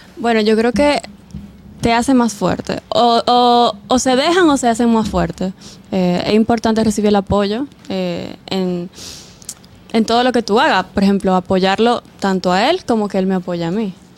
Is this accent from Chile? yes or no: no; Santiago de los Caballeros, Santiago, Dominican Republic; yo soy de Santiago.